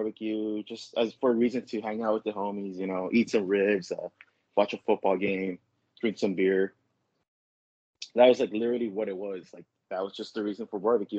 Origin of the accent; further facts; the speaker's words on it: Los Angeles, California, United States; I'm actually born and raised from LA. I've pretty much lived around the same area my whole life